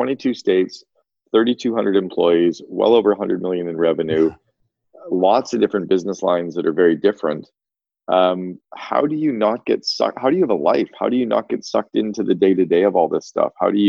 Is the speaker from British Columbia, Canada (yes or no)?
no; Northern Ontario, Canada; I grew up in Northern Ontario on these little, we didn't even have chairlifts. We had T-bars.